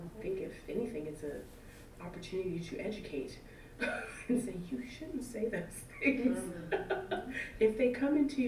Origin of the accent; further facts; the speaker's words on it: South Central Kentucky, United States; moved away as an adult; also born or lived in East St. Louis; I grew up in Kentucky. That's all I know is Kentucky.